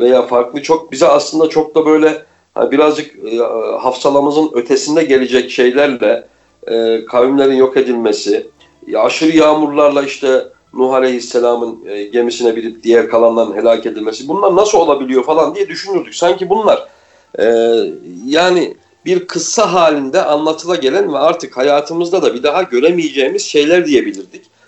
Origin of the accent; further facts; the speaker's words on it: Kayseri Province, Turkey; moved away as an adult; also born or lived in Istanbul; ben Kayseri'de doğdum büyüdüm uzun yıllar İstanbul'da yaşamış olmama rağmen